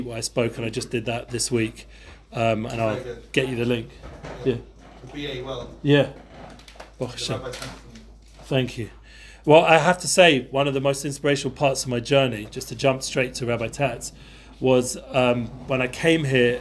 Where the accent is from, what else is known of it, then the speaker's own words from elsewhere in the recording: London, United Kingdom; moved away; I grew up in North London.